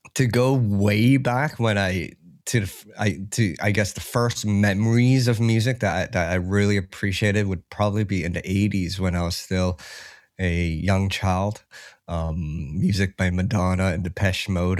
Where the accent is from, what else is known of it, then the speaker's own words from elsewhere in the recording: Toronto, Ontario, Canada; I grew up in Ca-, Canada, yeah, in Toronto